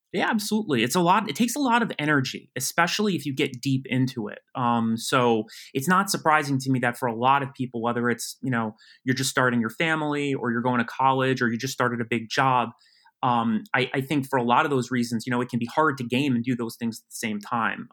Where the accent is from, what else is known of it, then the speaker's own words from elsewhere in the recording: West Harrison, New York, United States; I grew up in Westchester County, New York. Um, I grew up in a, a town called West Harrison.